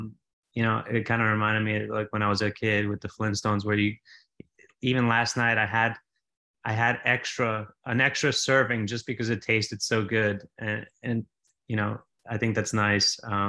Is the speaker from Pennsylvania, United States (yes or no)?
no; New York City, New York, United States; I've just been that way since I was a kid growing up in Staten Island, New York